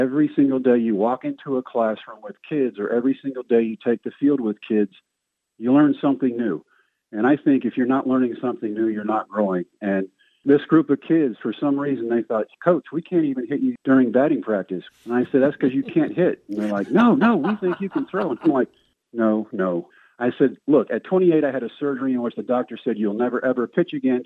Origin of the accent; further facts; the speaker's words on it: Brownwood, Texas, United States; I found a tryout in my hometown of Brownwood, Howard Payne University